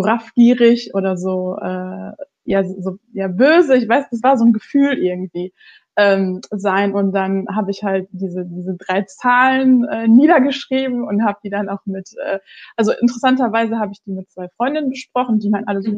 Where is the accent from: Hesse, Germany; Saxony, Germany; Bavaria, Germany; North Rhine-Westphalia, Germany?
North Rhine-Westphalia, Germany; Ruhr area; ich komme aus dem Ruhrgebiet